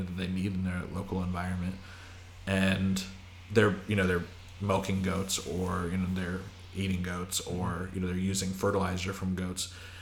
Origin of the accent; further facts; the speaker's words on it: Idaho, United States; moved away; I'm from Idaho